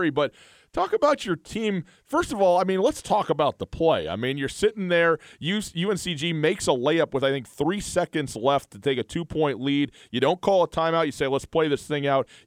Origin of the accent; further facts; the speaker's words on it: Butte, Montana, United States; growing up in Butte, Butte's such an historic town, and it has such a such a long and interesting and complex history, and such a unique identity, uh, you know, in in the country and in the state of Montana as well.